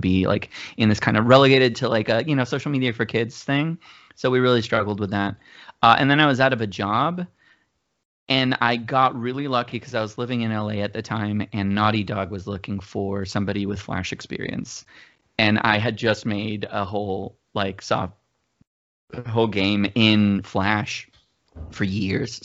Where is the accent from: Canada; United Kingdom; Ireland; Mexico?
Mexico; moved away as an adult; also born or lived in Georgia, United States; now in United States; I grew up in Mexico